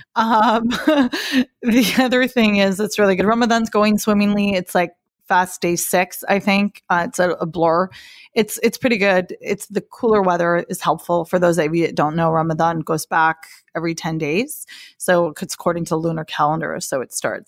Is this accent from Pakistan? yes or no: yes; Pakistan; I'm from Pakistan